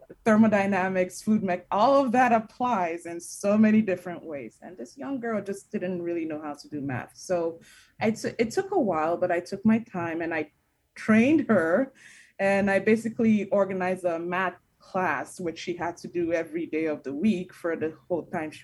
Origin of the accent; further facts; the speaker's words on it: Nigeria; also born or lived in New Jersey; now in United States; I'm an immigrant myself. I'm from Nigeria.